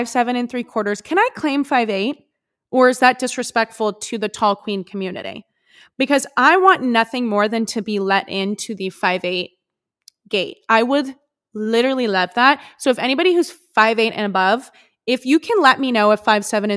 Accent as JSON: {"language": "English", "region": "West Coast", "country": "United States", "tie": "born or raised there", "said": "growing up on the West Coast"}